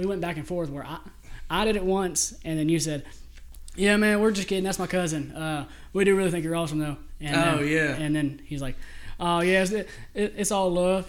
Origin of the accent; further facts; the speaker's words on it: Mississippi, United States; do you realize growing up in Mississippi?